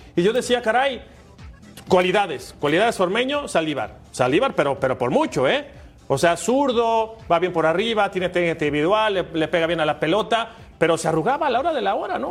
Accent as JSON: {"language": "Spanish", "country": "Mexico"}